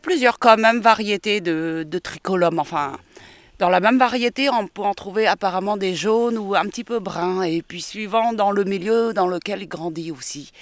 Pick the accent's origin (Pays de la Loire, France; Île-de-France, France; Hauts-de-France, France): Île-de-France, France; Paris; moved away as an adult; also born or lived in Cambodia / Thailand; now in Dordogne, France; je suis née au Cambodge et j'ai grandi à Paris